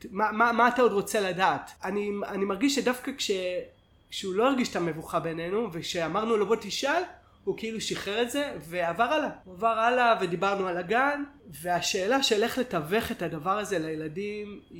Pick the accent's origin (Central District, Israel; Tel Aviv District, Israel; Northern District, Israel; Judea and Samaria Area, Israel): Judea and Samaria Area, Israel; Ariel; היינו ביחד כל הצבא וגם גדלנו, אני גדלתי באריאל, הוא גדל אה, בברקן שזה יישובים סמוכים